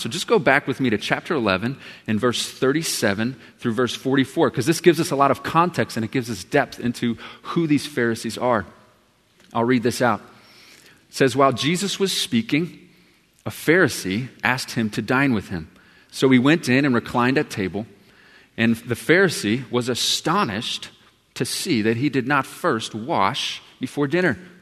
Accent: Texas, United States; I'm from Texas.

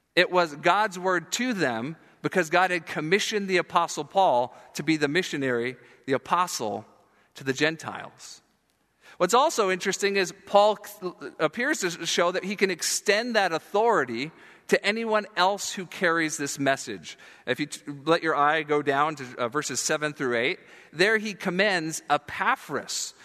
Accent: South Florida, United States; moved away; I grew up in Florida, and, uh, the South Florida part I mentioned down by Fort Lauderdale, Miami

